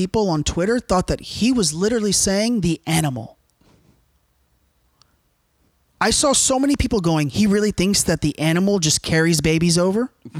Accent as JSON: {"language": "English", "country": "United States", "said": "No, I wear an American flag because I'm fucking American."}